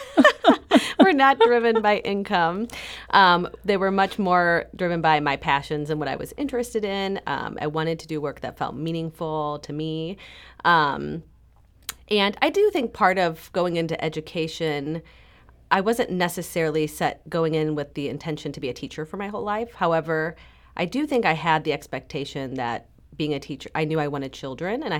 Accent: St. Louis, Missouri, United States; I'm from St. Louis

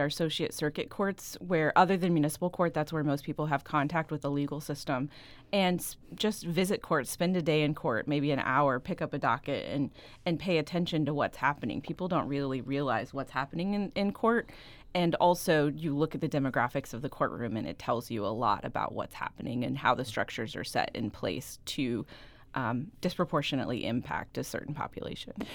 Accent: Branson, Missouri, United States; I am from Branson, Missouri

